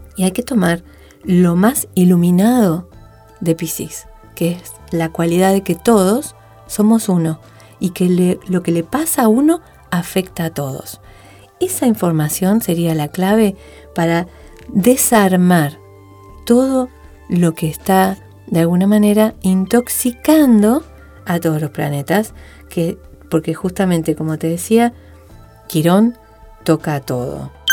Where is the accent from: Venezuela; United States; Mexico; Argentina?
Argentina; nosotros, los argentinos, los que vivimos acá.